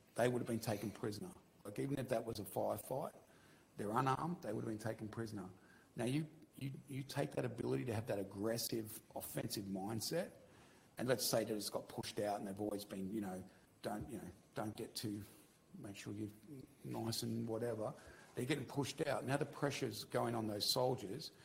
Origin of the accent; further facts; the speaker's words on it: Victoria, Australia; moved away; I'm from Victoria originally.